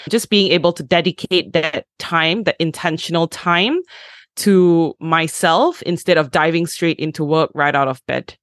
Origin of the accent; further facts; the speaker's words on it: Malaysia; I am Malaysian